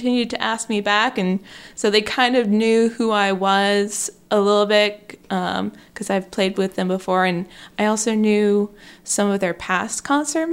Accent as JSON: {"language": "English", "town": "Athens", "region": "Georgia", "country": "United States", "tie": "born or raised there", "moved": "as an adult", "lives_now": "Indiana, United States", "said": "born and raised in Georgia"}